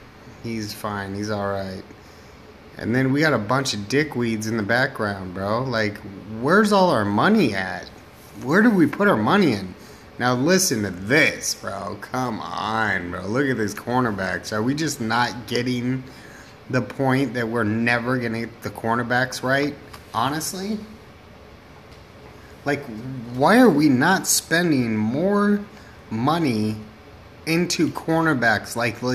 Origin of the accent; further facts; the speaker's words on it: Arizona, United States; I am a ASU fan. I'm from Arizona.